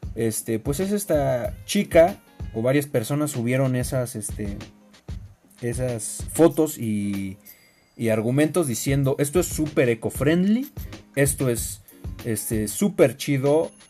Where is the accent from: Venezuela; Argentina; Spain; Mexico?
Mexico; todos somos mexicanos, todos tenemos la piel morena